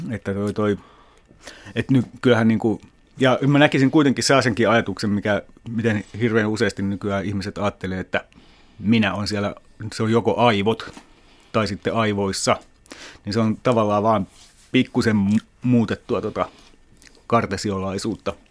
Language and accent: Finnish; Lahti, Päijät-Häme, Finland; moved away; also born or lived in Switzerland; Mä olin ensin asunut lapsena, lapsena ja nuorena Lahdessa.